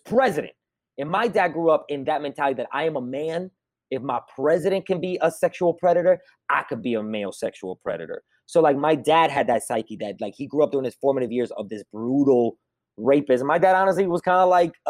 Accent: New York, United States; I grew up in America like during Clinton

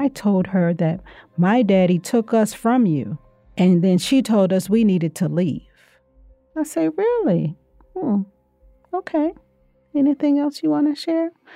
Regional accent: Louisiana, United States; I'm from Louisiana?

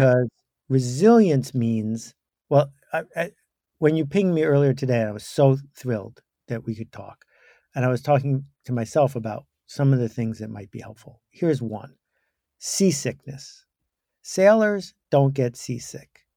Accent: Buffalo, New York, United States; I grew up in Buffalo, New York

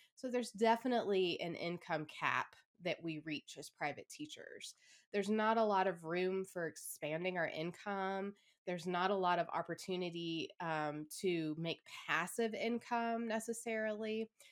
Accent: Atlanta, Georgia, United States; moved away as an adult; I started a, another studio back in my hometown

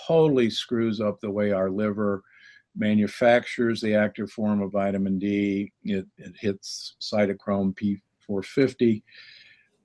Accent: Midwest, United States; moved away; also born or lived in Omaha, Nebraska / Milwaukee, Wisconsin / Loma Linda, California; I grew up in Omaha and Milwaukee, and you know where meat is king

